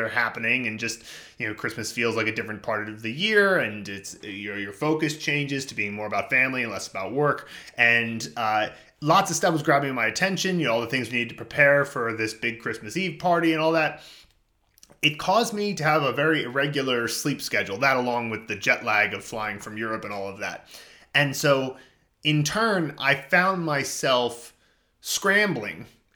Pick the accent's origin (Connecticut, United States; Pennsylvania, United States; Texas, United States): Pennsylvania, United States; suburbs of Philadelphia; moved away; I went back to my hometown in the suburbs of Philadelphia